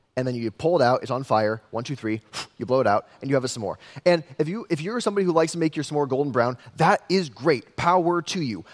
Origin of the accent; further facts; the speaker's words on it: West Des Moines, Iowa, United States; I grew up in West Des Moines, city boy through and through